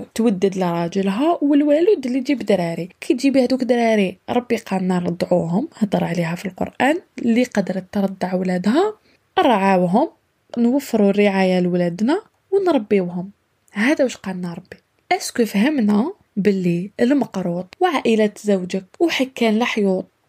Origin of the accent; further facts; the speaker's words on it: Algeria; moved away; also born or lived in Europe; تاعنا في الجزائر